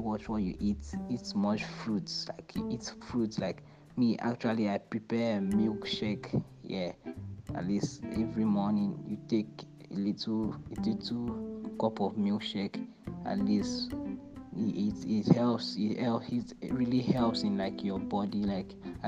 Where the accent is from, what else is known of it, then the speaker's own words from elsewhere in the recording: Uyo, Akwa Ibom, Nigeria; also born or lived in Port Harcourt, Rivers State / Abia State (ancestral); born in Port Harcourt, brought up in Uyo, Akwa Ibom State.